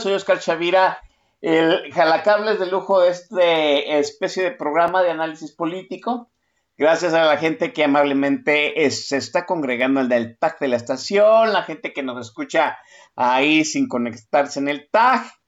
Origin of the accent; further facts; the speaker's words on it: Guadalajara, Jalisco, Mexico; yo 100% tapatío, y en la, en la zona conurbada de Guadalajara